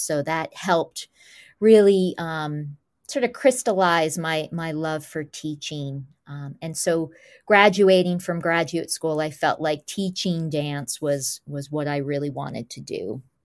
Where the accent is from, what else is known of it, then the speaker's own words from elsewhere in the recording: Goshen, New York, United States; also born or lived in Highland Falls, New York; the majority of my young life grew up in Goshen, New York